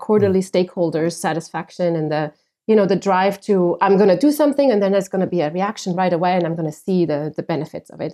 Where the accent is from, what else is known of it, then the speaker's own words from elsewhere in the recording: Switzerland; moved away as an adult; now in Phoenix, United States; I'm originally from Switzerland